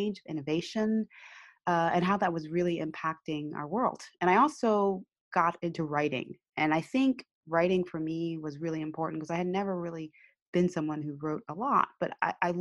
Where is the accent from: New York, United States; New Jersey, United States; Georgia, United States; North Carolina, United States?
New Jersey, United States; accent: American; moved away as an adult; now in Tokyo, Japan; I'm originally from New Jersey. I grew up in New Jersey